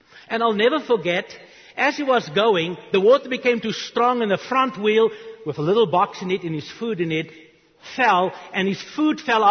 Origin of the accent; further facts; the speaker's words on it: South Africa; English is a second language; moved away as an adult; also born or lived in Charlotte, North Carolina; now in United States; I was 9 years old. I grew up in South Africa.